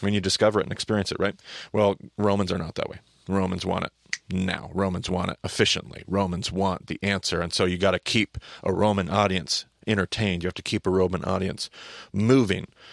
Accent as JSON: {"language": "English", "country": "United States", "said": "us as American Christians"}